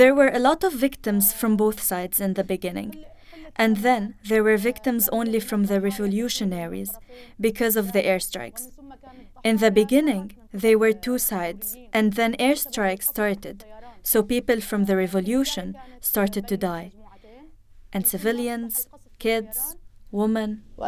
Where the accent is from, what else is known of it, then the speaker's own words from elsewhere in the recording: Idlib, Idlib Governorate, Syria; also born or lived in Aleppo; I am from Idlib, and I lived in Aleppo.